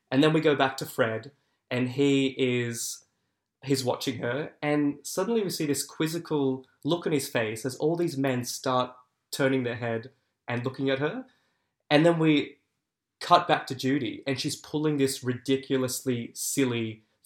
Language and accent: English; Sutherland Shire, New South Wales, Australia; also born or lived in Sydney; Yeah, so I grew up in the Sutherland Shire